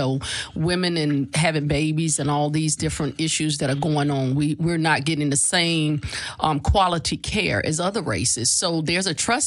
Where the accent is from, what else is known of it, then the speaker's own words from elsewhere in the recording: Tampa, Florida, United States; now in Richmond, United States; I'm originally from Tampa, Florida, but I live in Richmond, Virginia